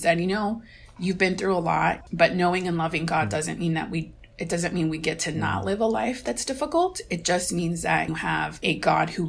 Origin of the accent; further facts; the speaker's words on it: Mexico; moved away; I was 18 or 19 years old when I traveled back to Mexico, my hometown, for the first time